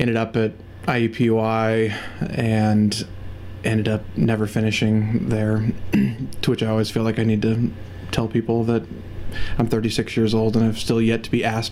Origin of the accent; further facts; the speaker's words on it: Indianapolis, Indiana, United States; Grew up here in Indy, grew up on the south side, Center Grove area mostly, I lived there through high school